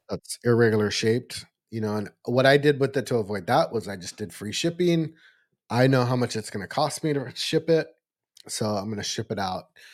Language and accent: English; Eureka, California, United States; actually in my hometown